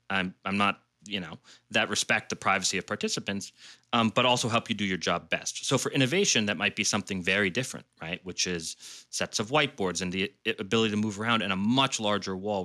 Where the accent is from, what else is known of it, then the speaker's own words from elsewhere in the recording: Washington, District of Columbia, United States; I grew up in D C